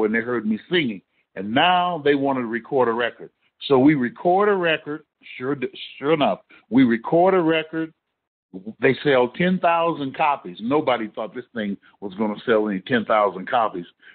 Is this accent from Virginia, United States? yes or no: no; Fresno, California, United States; also born or lived in San Diego; my hometown in Fresno